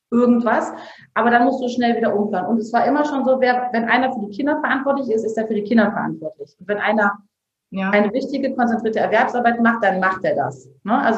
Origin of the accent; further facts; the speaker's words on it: Bergisch Gladbach, North Rhine-Westphalia, Germany; also wir sind ja auch dahin gezogen, wo ich aufgewachsen bin. Ja, also wir waren auch in Köln sehr glücklich. In Bergisch Gladbach ist es auch voll schön.